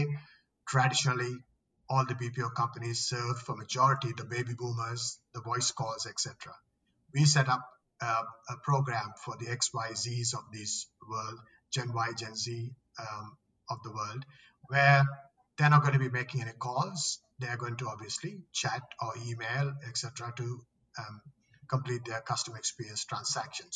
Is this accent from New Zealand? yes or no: no; Australia; moved away as an adult; also born or lived in Sri Lanka / Singapore / Philippines; now in Sydney, Australia; I'm originally from Sri Lanka. I grew up in Australia for most of my life.